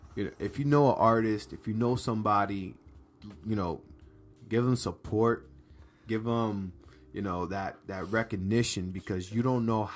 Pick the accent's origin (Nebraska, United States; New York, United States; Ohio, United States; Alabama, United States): New York, United States; we're both Dominican. Shout out to DR. Although we born and raised in New York